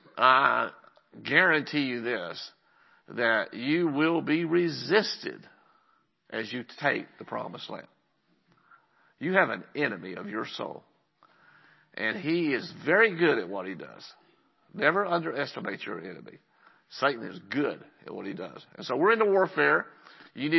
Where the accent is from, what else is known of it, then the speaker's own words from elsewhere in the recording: Lubbock, Texas, United States; moved away as an adult; now in Andrews, United States; I'm from Lubbock